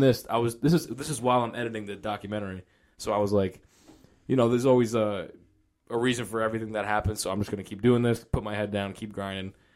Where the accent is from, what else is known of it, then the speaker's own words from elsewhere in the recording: Rhode Island, United States; accent: Rhode Island; that's just that Rhode Island accent